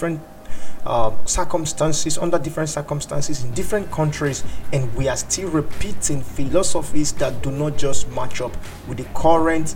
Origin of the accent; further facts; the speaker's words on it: Nigeria; I'm from Nigeria